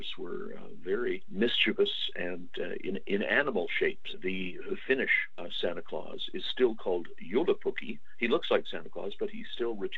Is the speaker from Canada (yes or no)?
yes; Canada; I'm a Canadian historian